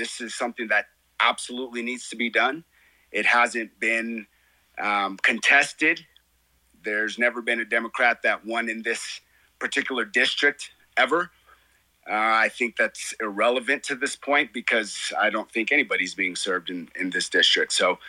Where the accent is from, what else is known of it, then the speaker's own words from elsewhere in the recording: Colorado Springs, Colorado, United States; Colorado is my home. I moved here when I was 4 years old.